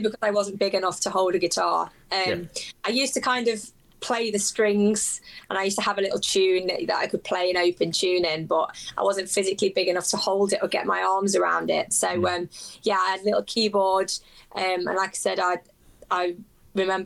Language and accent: English; England, United Kingdom; I'm kind of born and raised in England, I do have very strong ties to my Irish heritage